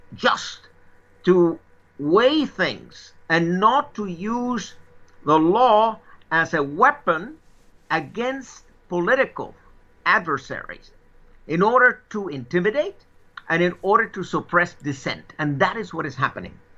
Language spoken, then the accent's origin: English; United States; moved away; I'm an American